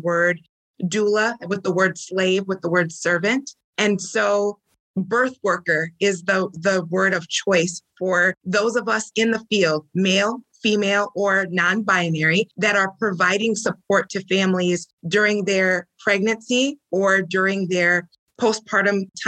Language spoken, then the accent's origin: English; St. Paul, Minnesota, United States; I'm from St. Paul, Minnesota